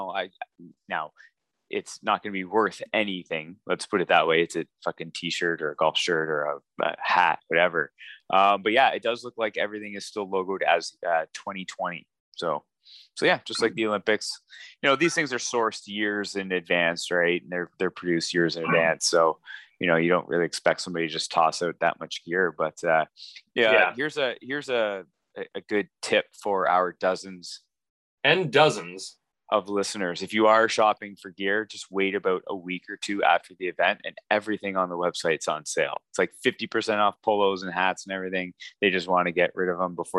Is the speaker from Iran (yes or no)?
no; Canada; me being Canadian